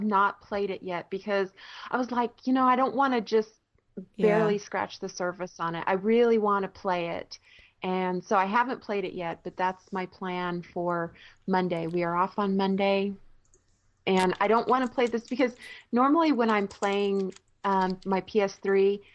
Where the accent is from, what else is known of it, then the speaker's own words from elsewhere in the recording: Southwest, United States; moved away; I grew up in the Southwest